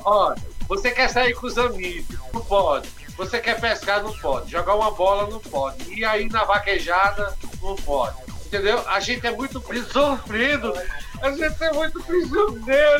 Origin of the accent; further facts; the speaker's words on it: Recife, Pernambuco, Brazil; now in Campo Grande, Brazil; eu sou nascido em Recife, a minha família é toda de, de sertânia